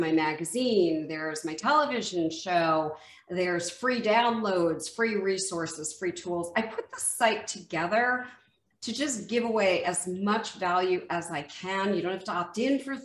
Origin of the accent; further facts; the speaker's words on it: Westfield, New Jersey, United States; moved away; also born or lived in Mexico; I grew up in Westfield, New Jersey, which was northern New Jersey